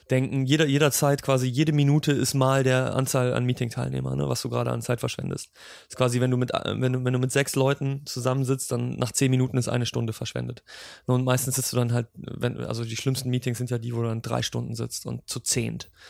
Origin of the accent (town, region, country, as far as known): Cologne, North Rhine-Westphalia, Germany; accent: Kölsch / Cologne